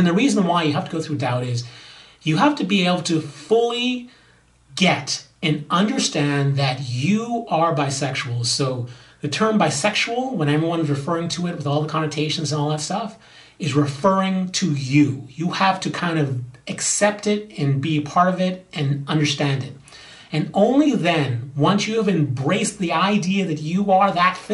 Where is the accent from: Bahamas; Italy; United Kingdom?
Bahamas; now in Los Angeles, United States; I'm from the Bahamas